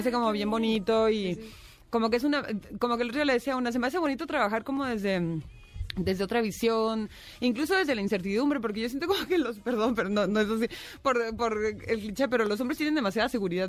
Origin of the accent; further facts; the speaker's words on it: Tijuana, Baja California, Mexico; moved away; also born or lived in Mexico City; soy de Tijuana y había vivido lejos de mi ciudad viviendo aquí en el DF, pero nunca había vivido lejos de México.